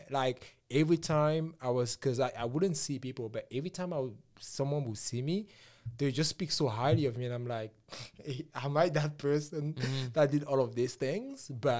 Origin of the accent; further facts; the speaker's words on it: Cameroon; I came here from Cameroon this much ago.